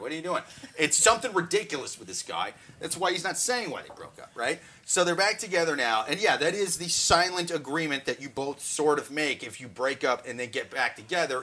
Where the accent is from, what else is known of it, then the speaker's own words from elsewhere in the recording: Midwest, United States; I'm from the Midwest where there's not subways and shit